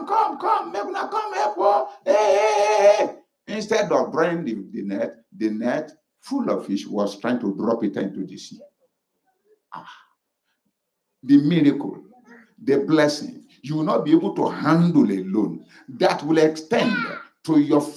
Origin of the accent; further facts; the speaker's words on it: Ekiti, Nigeria; moved away; I said, yes.